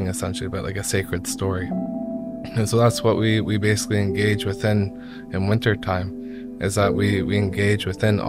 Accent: Burleigh Falls, Ontario, Canada; also born or lived in Old Crow, Yukon (mother's side); I come from Burley Falls. Curve Lake

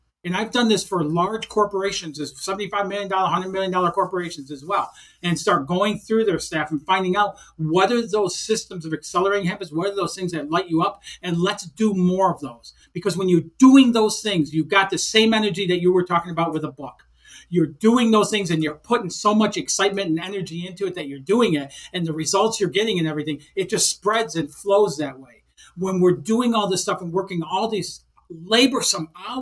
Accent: Detroit, Michigan, United States; I grew up in Detroit, Michigan

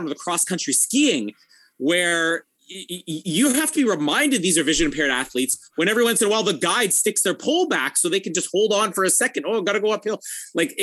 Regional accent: Canada; I'm Canadian.

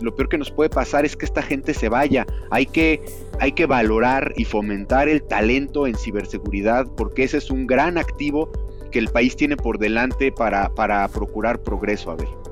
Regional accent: Mexico; tenemos como mexicanos

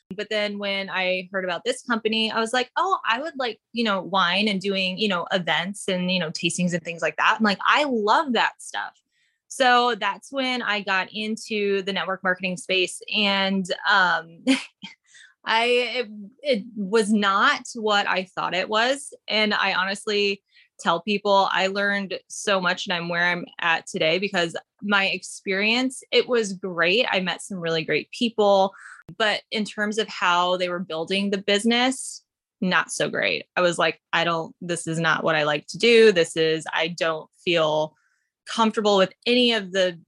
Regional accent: Upper Peninsula of Michigan, United States; moved away as an adult; now in California, United States; So I am from the Upper Peninsula of Michigan. I grew up there

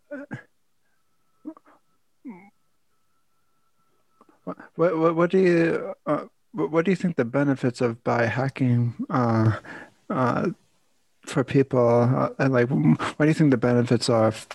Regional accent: New Jersey, United States; when I was growing up in New Jersey

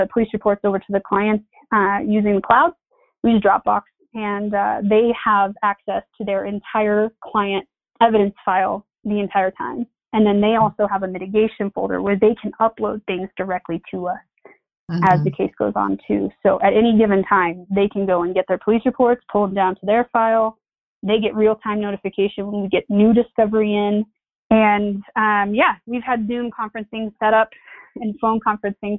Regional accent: Eastern Plains, Colorado, United States; I'm from the Eastern Plains

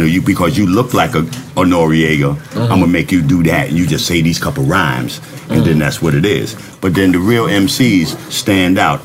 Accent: New York City, New York, United States; I'm from the Boogie Down Bronx, where all this shit really started from

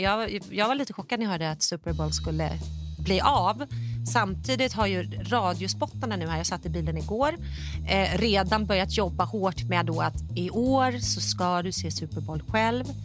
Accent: Stockholm, Stockholm County, Sweden; moved away as an adult; now in United States; jag var hemma i Stockholm och jobbat med PR och branding

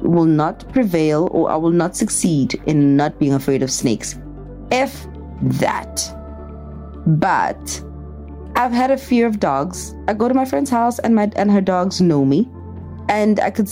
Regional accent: Pretoria, Gauteng, South Africa; moved away; I'm a girl from Pretoria

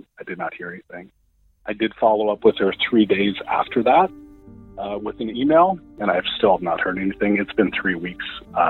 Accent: Williston, North Dakota, United States; growing up in Williston

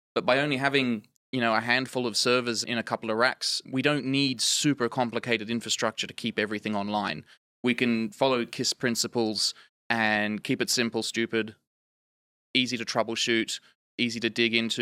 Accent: Australian outback, Australia; accent: Australian; moved away; I grew up in the Australian outback, if you can't tell due to, of my accent, um, not an American

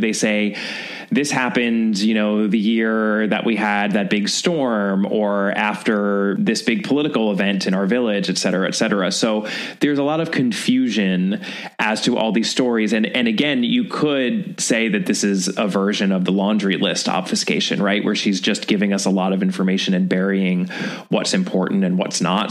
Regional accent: United States; as an American in 2021

